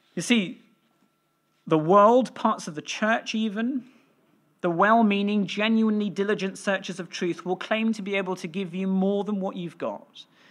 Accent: West Wales, United Kingdom; I grew up in West Wales and that's where I learnt, uh, to play the violin

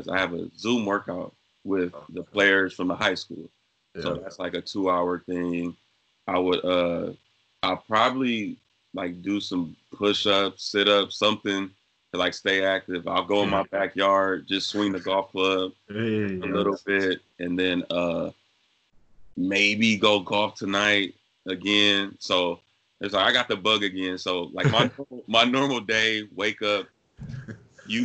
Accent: California, United States; I'm originally from California

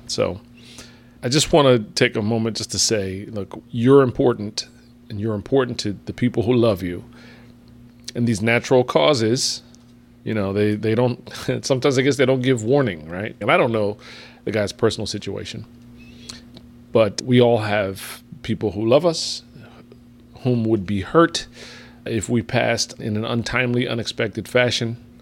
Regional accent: town next to New Brunswick, New Jersey, United States; born or raised there; moved away

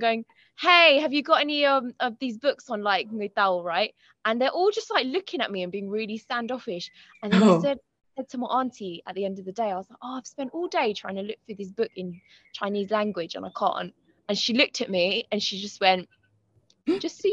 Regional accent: Croydon, London, United Kingdom; My mum's grandparents met in Croydon. I've lived there my whole life, except for very recently when I moved to North London

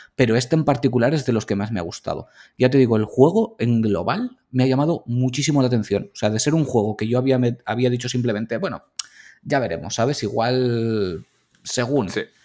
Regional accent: Valencian Community, Spain; Somos valencianos

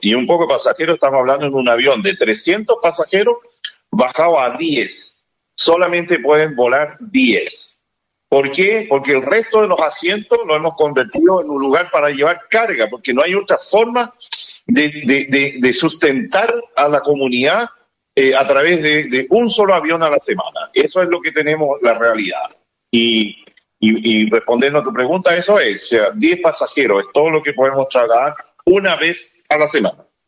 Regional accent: Rapa Nui, Valparaíso, Chile; Como Rapanui

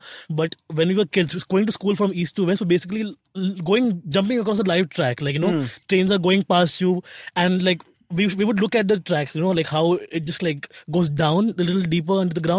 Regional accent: Mumbai, Maharashtra, India; I was born essentially in Khar, remember?

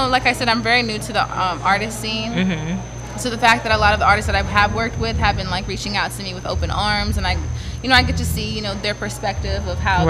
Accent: Toledo, Ohio, United States; I am from Toledo, Ohio.

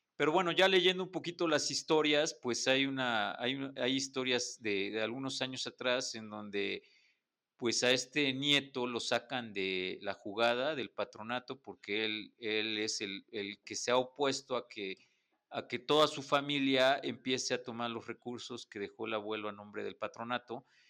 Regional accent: Puebla, Mexico; como poblanos, creo que todos quisimos estudiar en la UDLA

